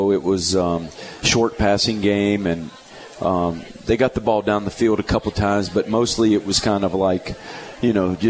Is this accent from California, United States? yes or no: no; Youngstown, Ohio, United States; moved away; I grew up in Youngstown, Ohio. I grew up an Ohio State fan. I grew up in the land of the Big Ten